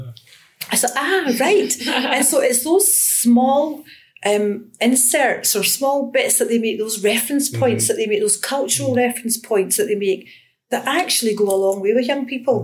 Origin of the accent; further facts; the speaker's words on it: Glasgow, Scotland, United Kingdom; I grew up in Glasgow, and um, I attended a school in the south side of Glasgow